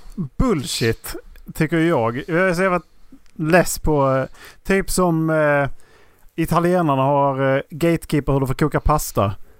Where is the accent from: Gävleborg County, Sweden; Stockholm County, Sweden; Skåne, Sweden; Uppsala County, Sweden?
Skåne, Sweden; jag är svensk från Skåne